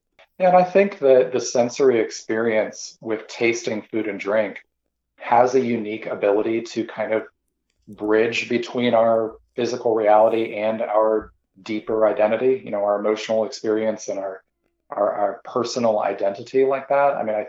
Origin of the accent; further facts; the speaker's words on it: Midwest, United States; My own particular background, I grew up primarily in the Midwest.